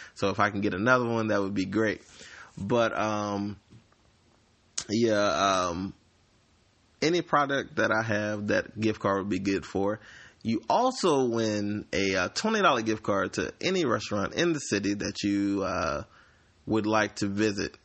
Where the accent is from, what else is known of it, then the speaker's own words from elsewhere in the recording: Slidell, Louisiana, United States; I am from Slidell, Louisiana.